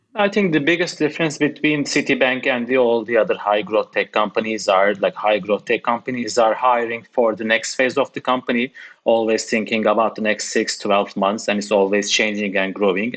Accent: Turkey; now in United Kingdom; I'm coming from Turkey, working in the UK

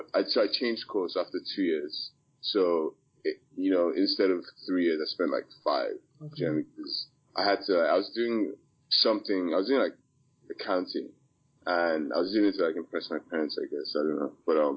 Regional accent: Maryland, United States; also born or lived in Port Harcourt, Nigeria; I was born in Port Harcourt. Shout out to the PH people. I grew up in Maryland, which is like the DMV area. It's the DC, Virginia. I grew up in that area, started elementary school, as we call it.

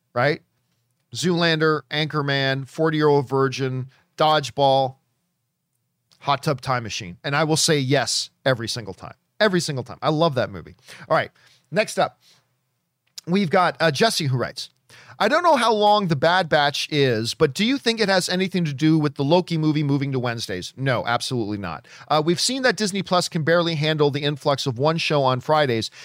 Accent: Hamilton, Ontario, Canada; now in Los Angeles, United States; My hometown, Hamilton, Ontario, Canada

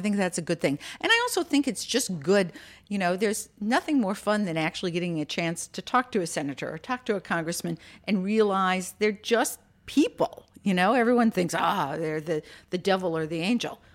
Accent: Minneapolis, Minnesota, United States; now in Virginia, United States; I grew up in Minneapolis

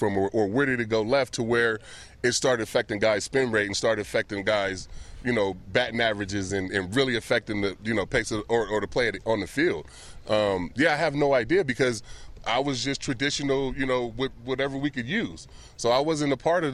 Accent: Vallejo, California, United States; a kid like me growing up in Vallejo

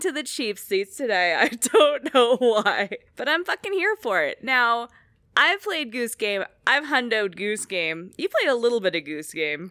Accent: Oakland, California, United States; I grew up in Oakland

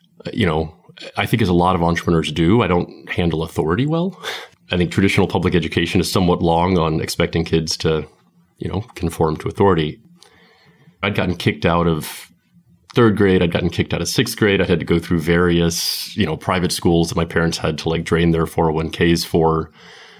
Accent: Falls Church, Virginia, United States; also born or lived in London; I was born in Falls Church, just outside of D.C. Aside from a few years in London in my 20s, I've basically lived in the D.C. area my whole life

